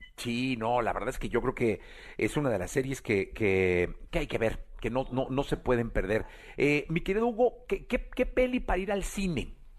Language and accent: Spanish; Mexico; Como mexicanos